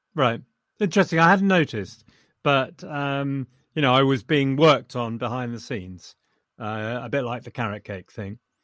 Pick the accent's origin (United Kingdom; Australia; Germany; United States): United Kingdom; England; I'm too English